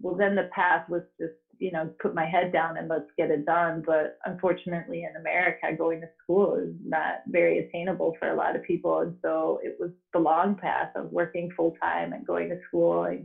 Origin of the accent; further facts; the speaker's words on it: Denmark; now in Oregon, Wisconsin, United States; I'm teaching in Madison, Wisconsin, or more precisely in Oregon, Wisconsin, but I'm originally from Denmark